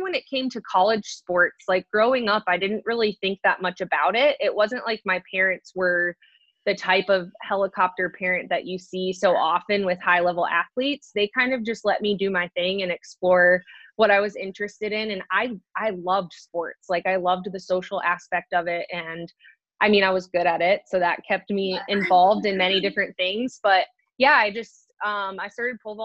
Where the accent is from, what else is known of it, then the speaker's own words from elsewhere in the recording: Green, Ohio, United States; also born or lived in Indiana; I was born and raised in Ohio in a small little city called Green. So I'm from Green, Ohio